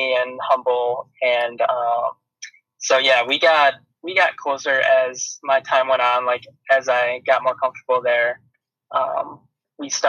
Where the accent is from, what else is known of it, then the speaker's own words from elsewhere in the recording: Palos Heights, Illinois, United States; also born or lived in Dubuque, Iowa; I live and I'm from Palos Heights, Illinois. I ran at Shepard High School